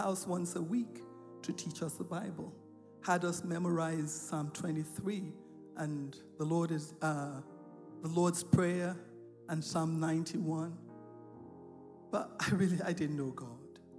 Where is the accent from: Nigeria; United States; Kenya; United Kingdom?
Nigeria; I grew up in Nigeria. I was born in Nigeria.